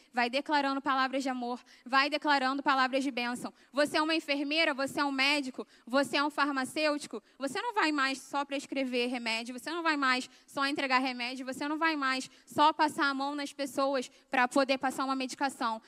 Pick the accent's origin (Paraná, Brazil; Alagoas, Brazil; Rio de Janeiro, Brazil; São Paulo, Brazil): Rio de Janeiro, Brazil; Jardim Catarina; na minha igreja, na minha casa, onde eu cresci, onde eu fui criada